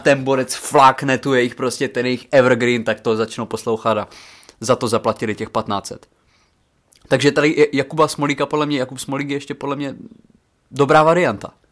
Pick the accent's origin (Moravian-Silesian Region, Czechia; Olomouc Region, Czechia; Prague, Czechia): Olomouc Region, Czechia; Přerov; U nás v Přerově